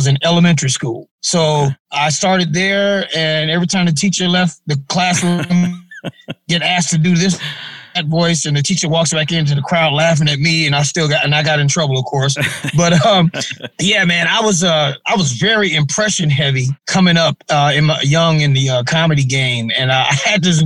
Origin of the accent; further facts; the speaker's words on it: Memphis, Tennessee, United States; also born or lived in Cleveland, Ohio; I was born in Cleveland, Ohio, but you might as well say Memphis, because I moved to Memphis with my grandparents and when I was like 2 years old. So, Memphis is where I was raised.